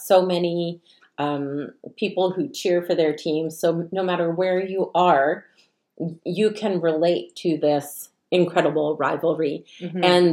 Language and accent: English; Canada